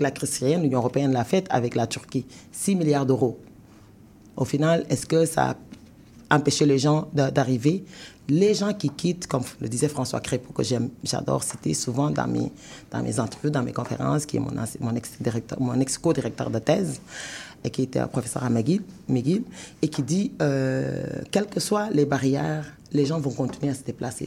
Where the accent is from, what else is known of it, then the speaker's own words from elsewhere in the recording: Senegal; now in Canada; moi, je suis sénégalaise, quand j'arrive au Canada, j'immigre au Canada mhm. parce que je, quitte mon pays qui est le Sénégal